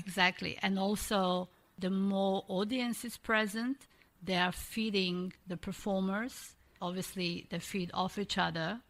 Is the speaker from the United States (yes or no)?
no; Croatia; moved away; originally, obviously, I'm from Croatia